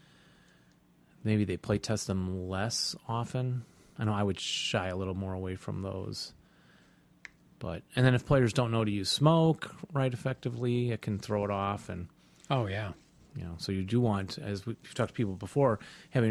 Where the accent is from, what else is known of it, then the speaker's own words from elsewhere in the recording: Chicago, Illinois, United States; we're from Chicago